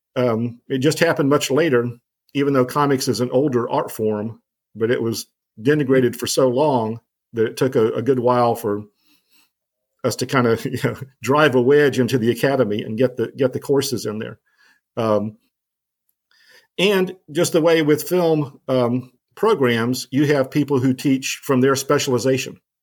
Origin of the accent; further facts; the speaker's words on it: New Orleans, Louisiana, United States; also born or lived in Vermont; now in Arkansas, United States; I grew up in New Orleans in the in the Ninth Ward